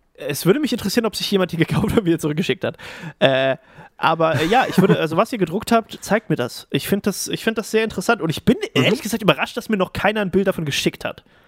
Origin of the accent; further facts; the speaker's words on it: Thuringia, Germany; ich als Thüringer